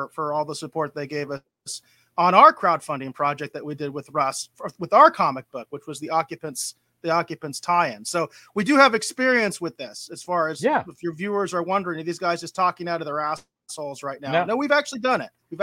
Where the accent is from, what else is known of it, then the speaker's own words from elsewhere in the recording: Arizona, United States; we're all from Arizona